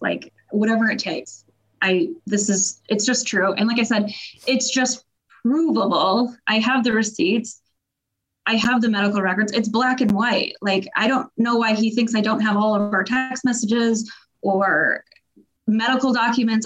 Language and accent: English; Grand Rapids, Michigan, United States; I grew up in Grand Rapids. My family's here